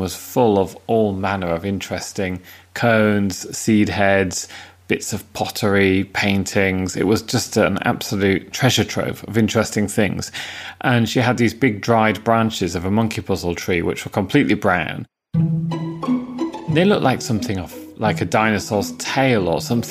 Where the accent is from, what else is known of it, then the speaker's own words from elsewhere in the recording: Yorkshire coast, Yorkshire and the Humber, United Kingdom; in the town where I grew up on the Yorkshire coast, it's so windswept and so open.